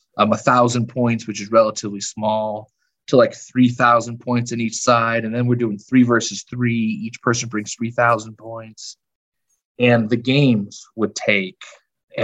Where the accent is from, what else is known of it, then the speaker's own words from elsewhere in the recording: Chicago, Illinois, United States; I was born and raised in the suburbs of Chicago, Southwest Side. Yeah, I've been here my whole life